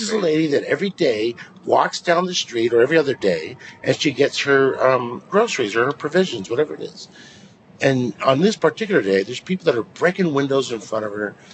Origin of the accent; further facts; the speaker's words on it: La Mirada, California, United States; also born or lived in East Los Angeles; La Mirada High School